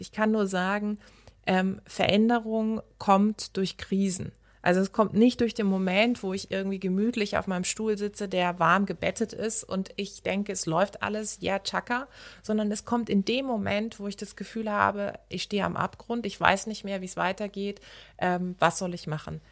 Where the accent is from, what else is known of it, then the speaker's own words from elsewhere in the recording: Karlsruhe, Baden-Württemberg, Germany; moved away; in meiner Heimatstadt in Karlsruhe